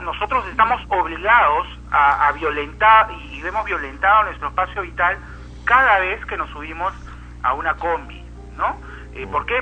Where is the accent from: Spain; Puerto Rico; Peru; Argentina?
Peru; como peruanos